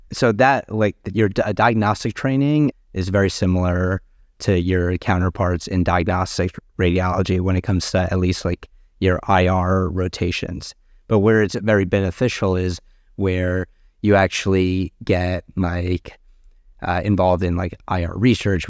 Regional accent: New Jersey, United States; moved away as an adult; also born or lived in Boston; now in Washington, D.C., United States; I was born and raised in New Jersey

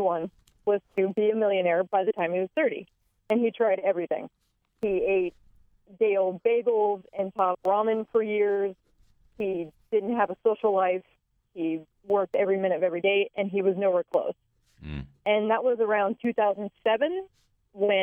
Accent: Northern California, United States; also born or lived in Denver, Colorado; I was born and raised in Northern California

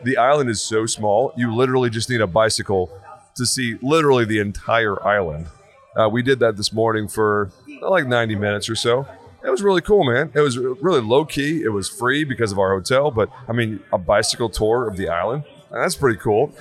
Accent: Texas, United States; I'm from Texas

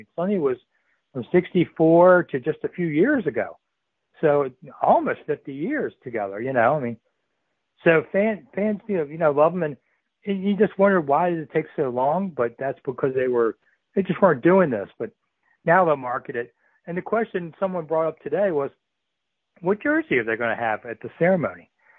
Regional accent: Washington, District of Columbia, United States; I grew up in Washington

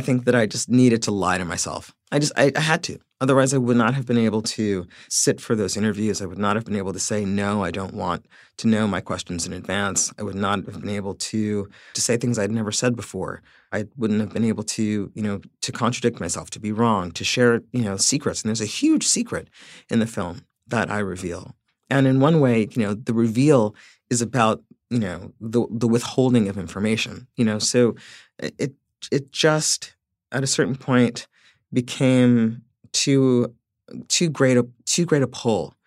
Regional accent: Central Islip, New York, United States; centralized slip is a, is a really conflicted place for me. Um, it will always be my hometown

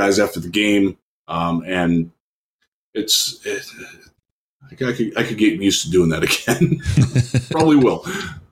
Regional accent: Vermilion, Ohio, United States; my hometown, Vermilion, Ohio

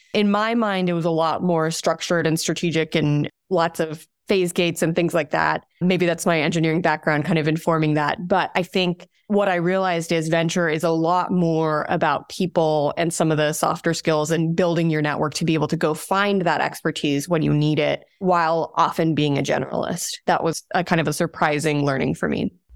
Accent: Abu Dhabi, United Arab Emirates; now in United States; I'm originally from Abu Dhabi, from the United Arab Emirates. That's where I was born and raised

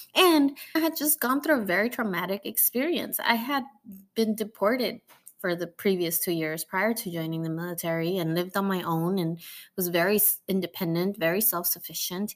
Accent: Mexico; now in United States; Mexican like me

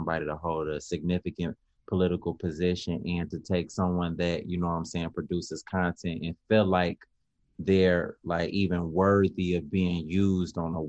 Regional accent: Chicago, Illinois, United States; growing up in Chicago

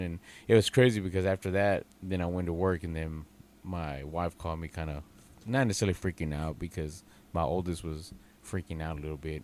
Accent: Texas, United States; I'm from Texas

